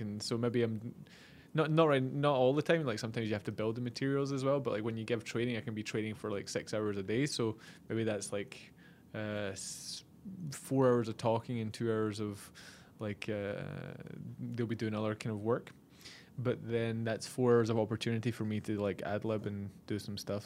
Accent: Scotland, United Kingdom; moved away; being from the U K, we kinda bonded, even though he's English and I'm Scottish

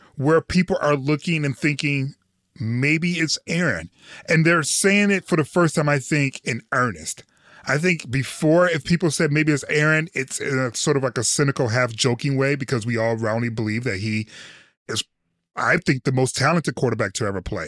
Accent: Detroit, Michigan, United States; what I grew up with in Detroit

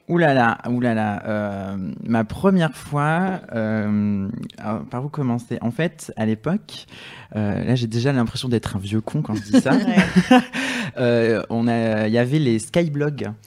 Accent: south of France, France; je viens du sud de la France

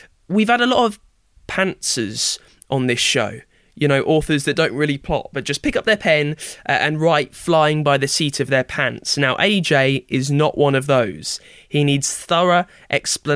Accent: United Kingdom; the Britishness in me

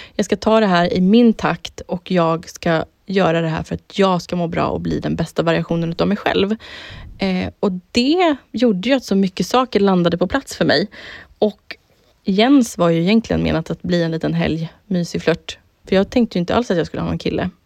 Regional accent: Södertälje, Stockholm County, Sweden; jag har haft en så jävla kul uppväxt och jag hade så jävla roligt hemma i Södertälje när vi var tonåringar

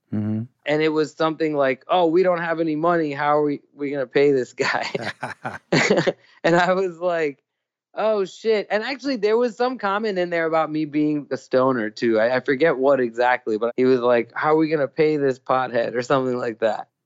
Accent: Thailand; also born or lived in New York; now in California, United States; I grew up in Thailand

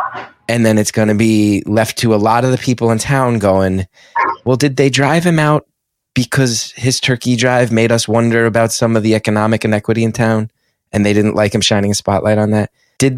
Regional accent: West Orange, New Jersey, United States; my hometown, there's a lot of cool stuff in West Orange and cool people

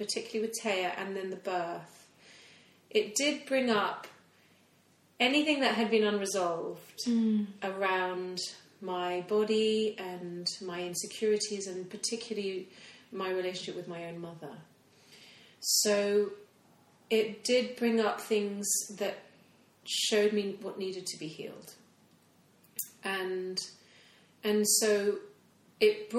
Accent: Hong Kong; moved away; I grew up in Hong Kong.

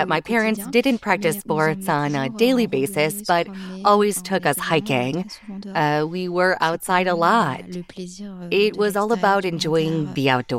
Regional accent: Auvergne-Rhône-Alpes, France; But I'm originally from the Auvergne region, and so every weekend I'd go to see my family

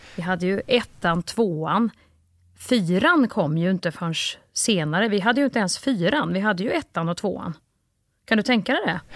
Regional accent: Kristinehamn, Värmland, Sweden; jag är uppvuxen ju i, i Kristinehamn

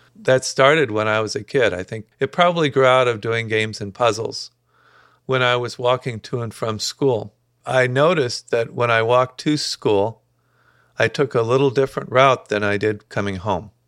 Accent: Dayton, Ohio, United States; kind of upper middle class, uh, very peaceful suburb of Dayton with very good public schools

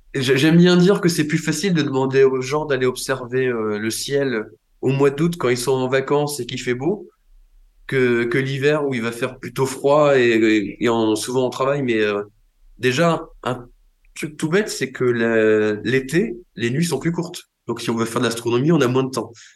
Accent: Brittany, France; quand j'ai grandi en Bretagne

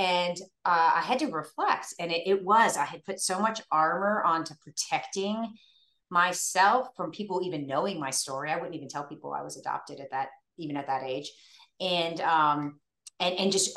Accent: Northern Virginia, United States; I grew up in Northern Virginia

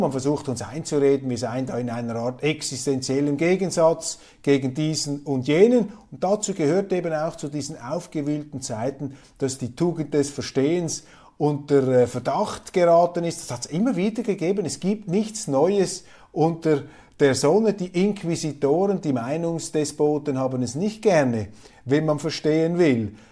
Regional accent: Switzerland; als Schweizer, ich bin ja ein Kleinstaatler

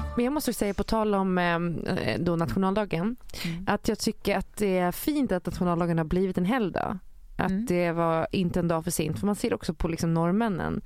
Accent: Gotland, Sweden; eftersom jag är från Gotland och bor där på sommaren

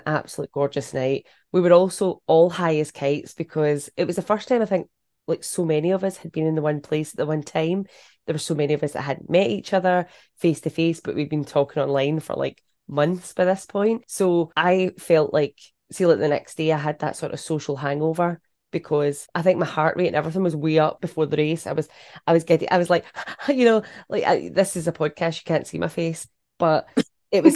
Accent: the West, Scotland, United Kingdom; I'm from the West

